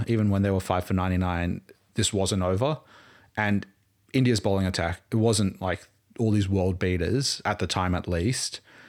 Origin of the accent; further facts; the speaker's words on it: Townsville, Queensland, Australia; I was born in Townsville.